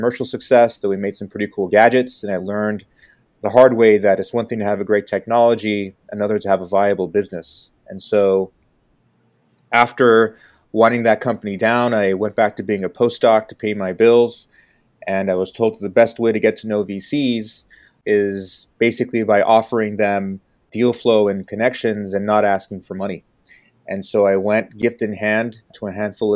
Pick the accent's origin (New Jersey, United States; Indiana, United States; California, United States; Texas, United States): California, United States; Bay Area; also born or lived in Detroit; I grew up in the Bay Area